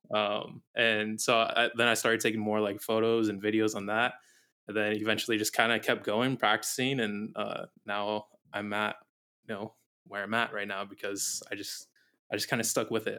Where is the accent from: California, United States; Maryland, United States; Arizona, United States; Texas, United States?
Arizona, United States; moved away as an adult; now in Maui, United States; I grew up in Arizona all my life, lived in, like, the same town, same house, everything, like, all my life, and then when I was nineteen, I moved out here.